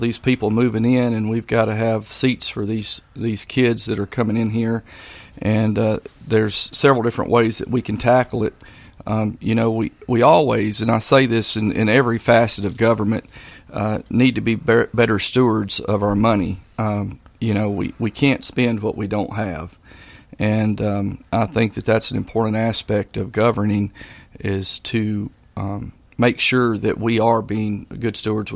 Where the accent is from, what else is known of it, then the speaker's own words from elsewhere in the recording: Maury County, Tennessee, United States; I was born and raised right here in Maury County. Been here pretty much my whole life